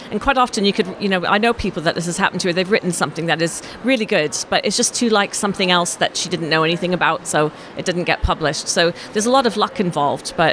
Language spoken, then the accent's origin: English; Canada; also born or lived in France / Australia; now in England, United Kingdom; I was born in France. And then I was raised in Canada, moved to Australia, and then moved to England.